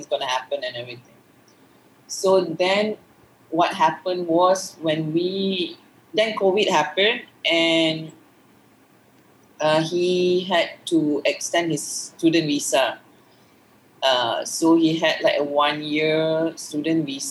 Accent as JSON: {"language": "English", "country": "Malaysia", "said": "I'm a Malaysian woman married to a foreigner"}